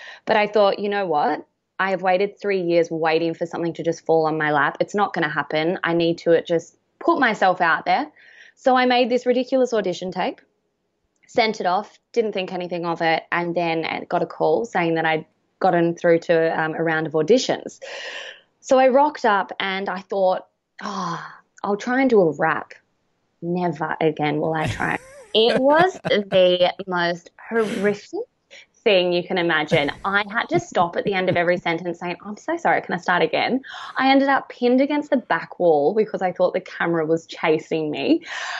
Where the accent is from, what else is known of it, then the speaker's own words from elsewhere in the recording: Wagga Wagga, New South Wales, Australia; Well, yeah, I'm a country girl. I'm from Wagga, and then I actually, and that's where I still call home. It's where both sides of my family are from.